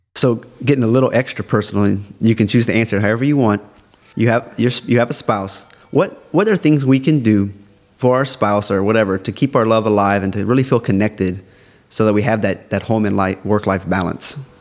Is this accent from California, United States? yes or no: no; South Louisiana, United States